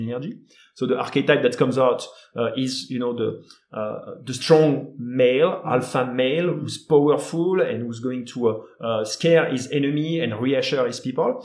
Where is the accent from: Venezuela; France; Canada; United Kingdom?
France; accent: French; English is a second language; my French accent